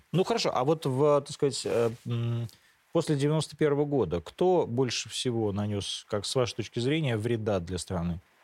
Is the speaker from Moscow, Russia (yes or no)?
yes; Moscow, Russia; also born or lived in Rivne, Ukraine; Я не из Ровно, я из Москвы. Я приехал туда с отцом.